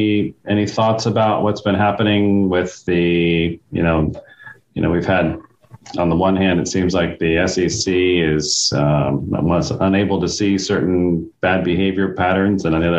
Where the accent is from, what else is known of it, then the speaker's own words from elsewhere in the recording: Saudi Arabia; now in United States; I was born in the Middle East, grew up in Saudi Arabia.